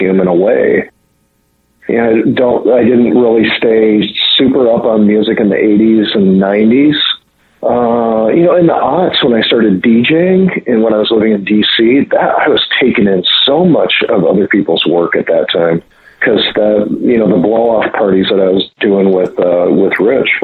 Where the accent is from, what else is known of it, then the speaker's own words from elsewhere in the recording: near Montreal, Quebec, Canada; moved away; also born or lived in Minnesota; I grew up near Montreal